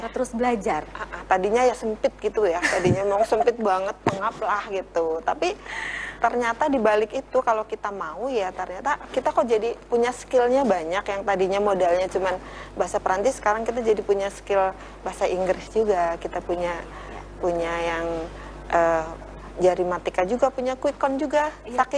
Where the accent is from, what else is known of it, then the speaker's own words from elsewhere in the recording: Java, Indonesia; first language Javanese; Indonesian is a second language; Saya kan orang Jawa nih. Mm -hmm begitu masuk sini itu ya bahasa Jawa saya banyak yang hilang karena oh. sudah lama nih di sini.